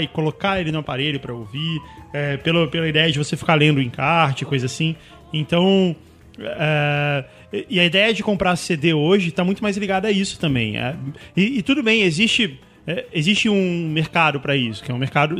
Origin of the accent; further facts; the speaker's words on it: Brasília, Federal District, Brazil; now in São Paulo, Brazil; quando eu morava lá em Brasília, quando eu era criança pequena lá em Brasília